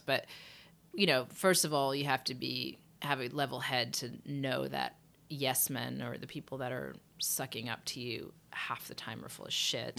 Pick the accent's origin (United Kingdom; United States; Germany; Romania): United Kingdom; England; moved away; I grew up in England.